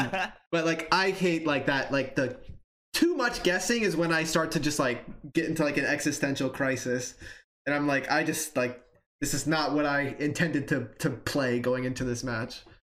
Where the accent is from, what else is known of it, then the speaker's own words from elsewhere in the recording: Hawaii, United States; I came from Hawaii. Believe it or not.